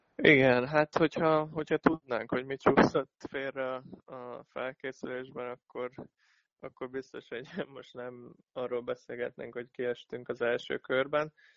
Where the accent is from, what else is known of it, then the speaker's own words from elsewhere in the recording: Szombathely, Vas, Hungary; itt nőttem fel